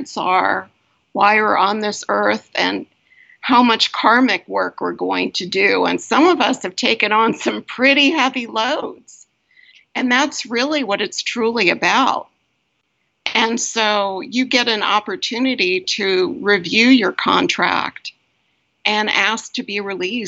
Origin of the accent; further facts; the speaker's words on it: East Coast, United States; moved away; I come from the East Coast